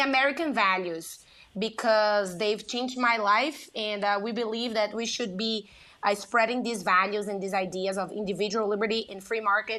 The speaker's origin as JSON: {"language": "English", "country": "Brazil", "tie": "born or raised there", "second_language": "English", "moved": "as an adult", "lives_now": "United States", "said": "I grew up in Brazil. I grew up in a very poor city"}